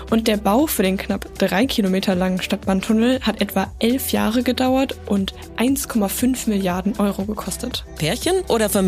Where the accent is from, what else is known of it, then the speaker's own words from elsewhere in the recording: Karlsruhe, Baden-Württemberg, Germany; Karlsruhe, meine Heimatstadt